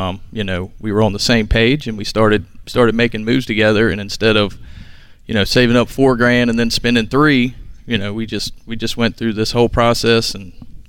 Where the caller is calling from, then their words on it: Wilmington, North Carolina, United States; We're from Wilmington, North Carolina.